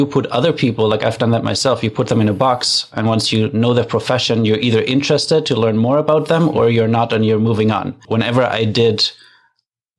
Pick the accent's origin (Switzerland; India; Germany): Germany; now in Canada; I'm from Germany originally, but I live in Canada